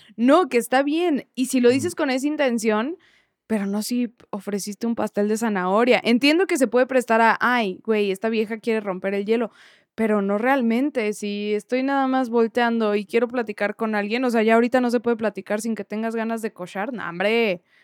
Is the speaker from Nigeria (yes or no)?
no; Mexico; soy mexicana